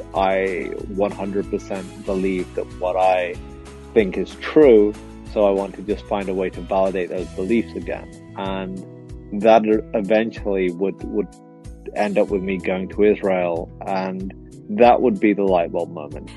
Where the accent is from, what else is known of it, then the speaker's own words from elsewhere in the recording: England, United Kingdom; first language English; I was born in England, so British. You know that that is the only country I've known. English is my first language